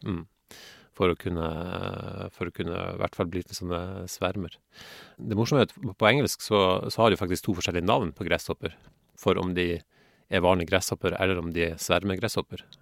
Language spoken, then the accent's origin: Norwegian; Northern Norway, Norway; moved away; also born or lived in Haugesund; jeg vokste opp i Nord-Norge